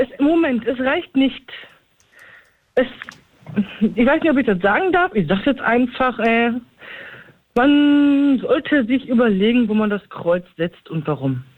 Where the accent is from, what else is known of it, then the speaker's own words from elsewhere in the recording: Recklinghausen, North Rhine-Westphalia, Germany; in meiner Heimatstadt Rettlinghausen